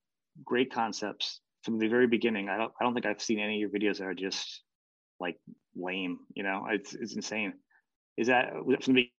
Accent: United States; being an American

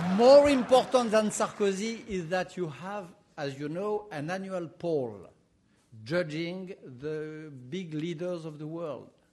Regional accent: France; accent: French; English is a second language; my French accent

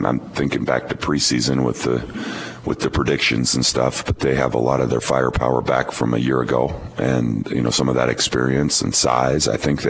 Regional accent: Montana, United States; I came from Montana, probably small town kid mentality.

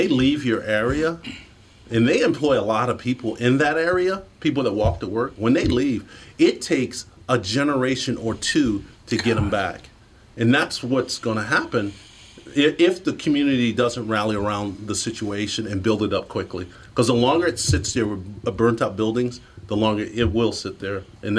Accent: Detroit, Michigan, United States; I grew up in the Detroit riots in 1967. And my father was a police officer.

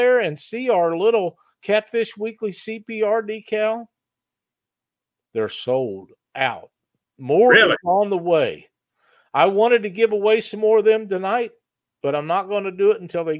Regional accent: Missouri, United States; my home state of Missouri

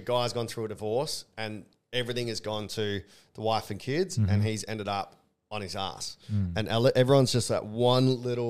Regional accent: Australia; as an Australian

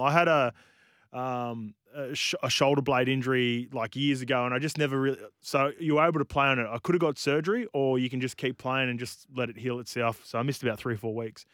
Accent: New Zealand; as a Kiwi

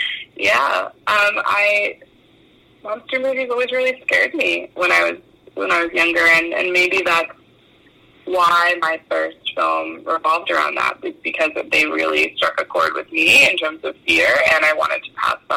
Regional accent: New England, United States; growing up in New England with the change of seasons

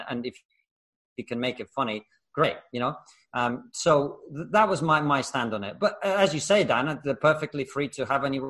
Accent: Russia; I come from Russia. My grandparents were born in the Soviet gulag for political prisoners.

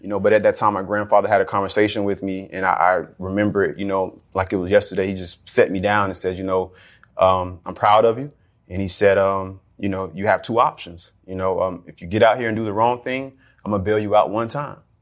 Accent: Jacksonville, Florida, United States; I grew up in Jacksonville

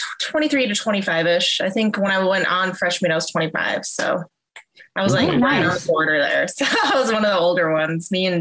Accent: Nebraska, United States; moved away; also born or lived in Las Vegas, Nevada; I'm originally from Nebraska, but I lived in Vegas.

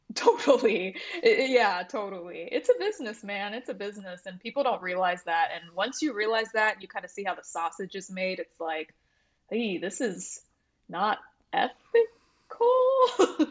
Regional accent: Buford, Georgia, United States; now in Nashville, United States; I grew up in Georgia, um, in suburban Atlanta area, like, outside, um, of Atlanta

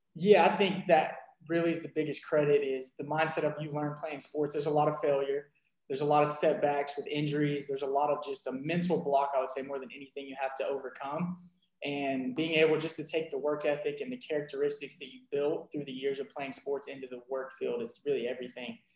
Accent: Rowlett, Texas, United States; I am from Rowlett, Texas. Grew up as an athlete

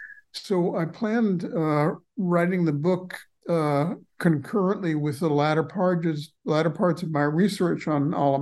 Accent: Los Angeles, California, United States; I was born in Los Angeles, which even at the time in the 1950s when I was growing up was a heavily Mexicanized city and becoming more and more so.

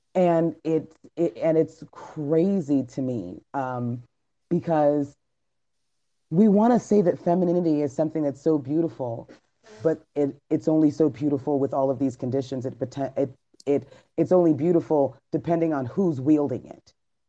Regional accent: Trinidad & Tobago; I was saddened to learn that my home country of Trinidad tops this list with 6.6 deaths per 100,000 women.

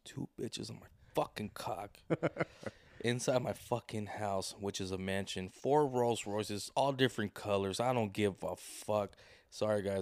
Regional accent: Santa Ana, California, United States; I was born in Santa Ana.

